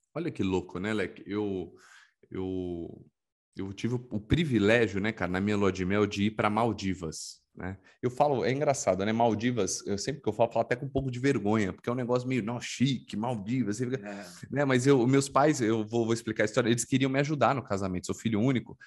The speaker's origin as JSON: {"language": "Portuguese", "town": "Guarulhos", "region": "São Paulo", "country": "Brazil", "tie": "born or raised there", "lives_now": "Santos, Brazil", "said": "eu sou nascido e criado em Guarulhos, hoje moro em Santos"}